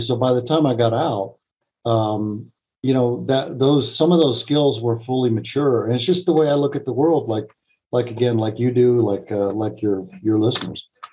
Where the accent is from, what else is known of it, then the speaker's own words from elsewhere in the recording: United States; I'm an American